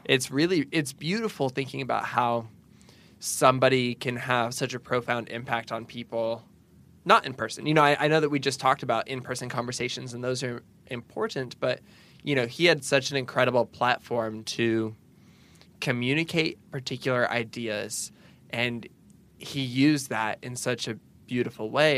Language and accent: English; Pacific Northwest, United States; now in the South, United States; growing up in the Pacific Northwest